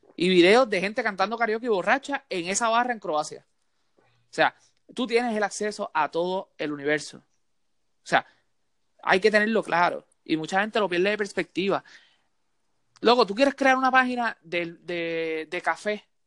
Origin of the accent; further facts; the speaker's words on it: Puerto Rico; also born or lived in Santurce, San Juan (birthplace) / Mayagüez (family); yo me crié en Puerto Rico